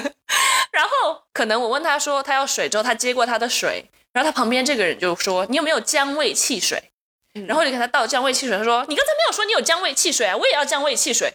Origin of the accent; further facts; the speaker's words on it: Taiwan; 我来自台湾